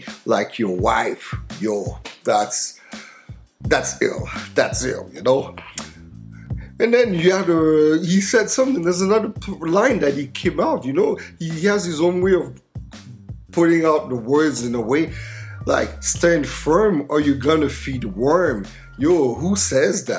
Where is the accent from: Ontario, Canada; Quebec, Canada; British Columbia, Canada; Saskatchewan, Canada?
Quebec, Canada; Montreal; my hometown